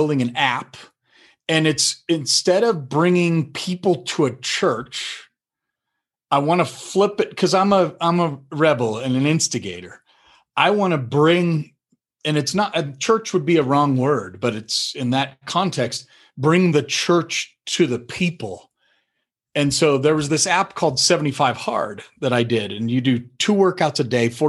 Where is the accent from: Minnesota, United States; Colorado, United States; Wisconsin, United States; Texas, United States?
Colorado, United States; also born or lived in North Carolina; I moved from North Carolina back home to Colorado